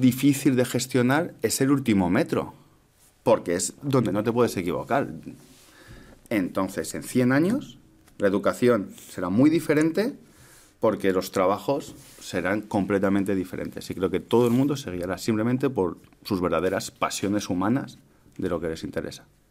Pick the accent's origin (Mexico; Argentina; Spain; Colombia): Spain; Madrid, Community of Madrid; Yo soy de aquí de Madrid